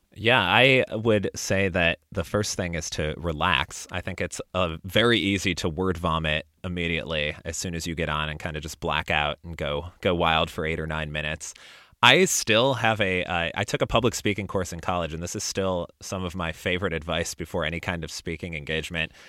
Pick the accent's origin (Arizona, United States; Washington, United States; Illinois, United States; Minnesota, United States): Illinois, United States; Chicago; now in Austin, United States; I live in Austin, Texas now, but I grew up in the Chicago area